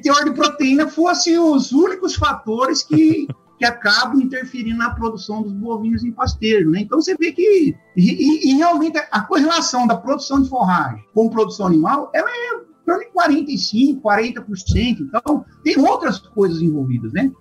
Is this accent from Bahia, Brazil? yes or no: no; interior of São Paulo, Brazil; moved away as an adult; also born or lived in Rondônia; now in Tocantins, Brazil; eu sou do, do interior de São Paulo